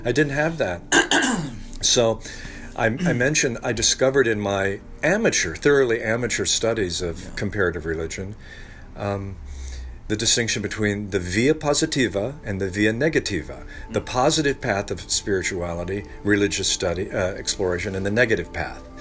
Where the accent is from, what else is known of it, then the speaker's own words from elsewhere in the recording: Ohio, United States; In Northwest Ohio.